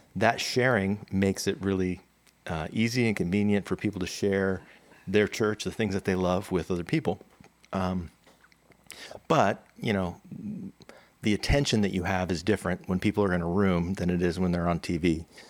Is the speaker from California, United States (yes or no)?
yes; California, United States; also born or lived in New Jersey; Been, been in California for a long time. Feel like a native, even though I grew up in New Jersey, but um, until I was ten.